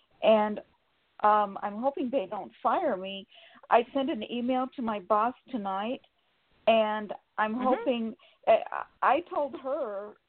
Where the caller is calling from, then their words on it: Sacramento, California, United States; Sacramento, California.